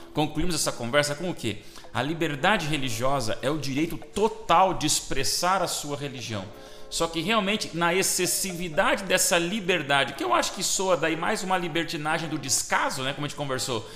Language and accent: Portuguese; Brazil